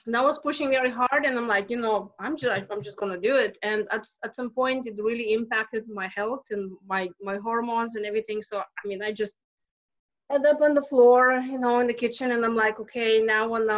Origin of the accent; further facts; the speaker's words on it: Lithuania; English is a second language; moved away as an adult; now in United States; I'm not from here. I came to US from Lithuania 20 years ago